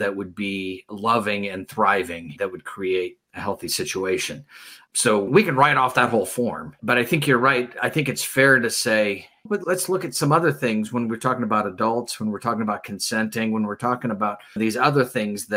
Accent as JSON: {"language": "English", "country": "United States", "said": "as an American"}